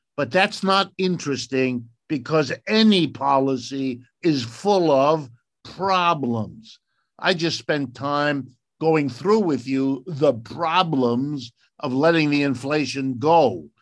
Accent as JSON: {"language": "English", "country": "United States", "said": "I speak as an American"}